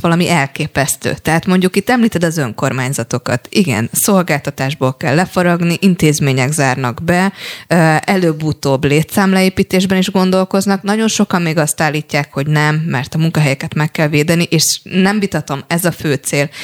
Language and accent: Hungarian; Paks, Tolna, Hungary; én paksi vagyok